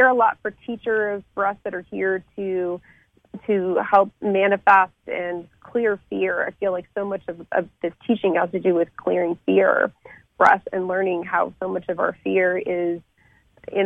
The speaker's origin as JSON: {"language": "English", "town": "Lafayette", "region": "Colorado", "country": "United States", "tie": "born or raised there", "also_born_or_lived": "France", "first_language": "French", "second_language": "English", "said": "my hometown of Lafayette, which is in Boulder County in Colorado"}